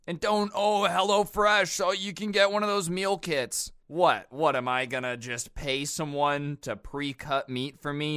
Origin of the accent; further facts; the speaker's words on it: United States; I'm American